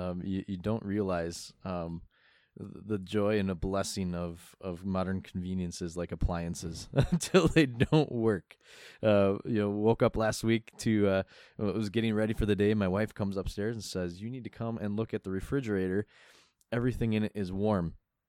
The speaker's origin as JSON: {"language": "English", "region": "Midwest", "country": "United States", "said": "Right, being a Midwesterner."}